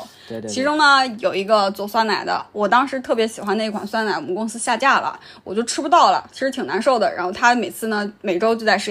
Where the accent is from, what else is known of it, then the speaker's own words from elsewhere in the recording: Shanxi, China; moved away; also born or lived in Wuxi; 比如说我小时候在山西